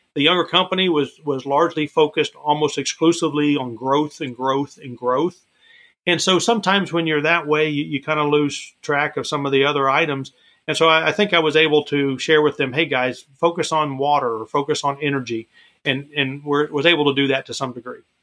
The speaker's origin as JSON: {"language": "English", "region": "Florida", "country": "United States", "tie": "born or raised there", "said": "growing up in Florida, um, I would walk to the beaches out there"}